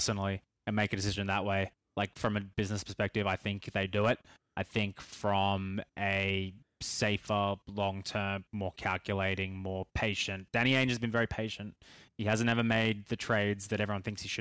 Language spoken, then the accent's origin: English; Australia; being Australian